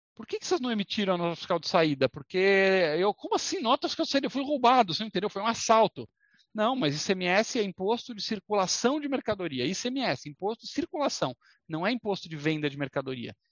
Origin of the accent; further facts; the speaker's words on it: Brazil; se a gente é brasileiro